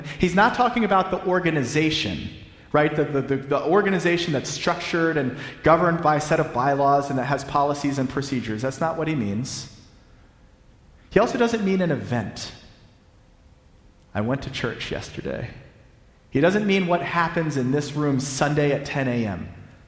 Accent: the South, United States; I'm a Southerner.

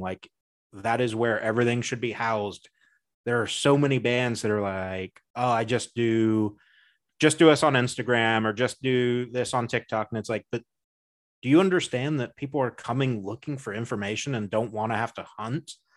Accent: United States; I'm American

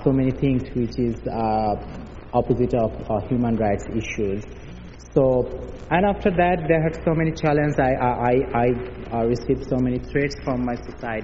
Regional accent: Bangladesh; born or raised there; also born or lived in Dhaka, Bangladesh

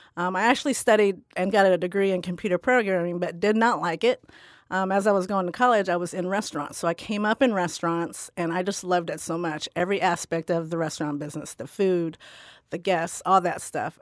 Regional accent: Midwest, United States; also born or lived in Philippines; I grew up on the Ohio River with my American uh, family, my American Irish grandmother

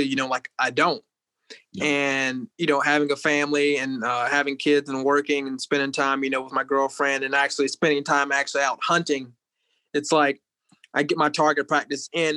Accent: Hilliard, Florida, United States; moved away as an adult; also born or lived in Jacksonville, Florida; now in Duluth, United States; I was born in Jacksonville, Florida. I was raised in Hilliard and Callahan, Florida.

